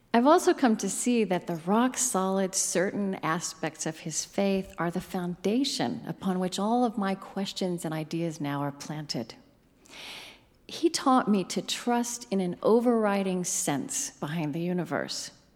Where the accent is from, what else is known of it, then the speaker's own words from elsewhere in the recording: Oklahoma, United States; I grew up in Oklahoma, the granddaughter of a Southern Baptist preacher.